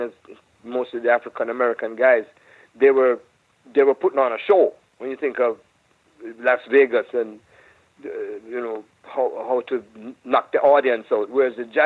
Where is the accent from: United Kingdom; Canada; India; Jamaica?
Jamaica; now in United States; I'm from Jamaica, but I'm a Jamaican